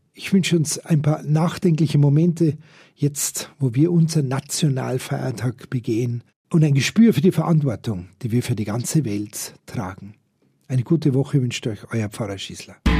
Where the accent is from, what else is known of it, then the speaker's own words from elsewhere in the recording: Germany; wir überall als deutsche Touristen